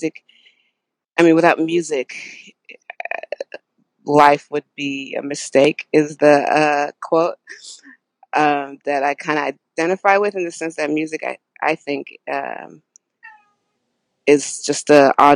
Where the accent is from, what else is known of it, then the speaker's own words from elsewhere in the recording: Houston, Texas, United States; I'm from Houston, Texas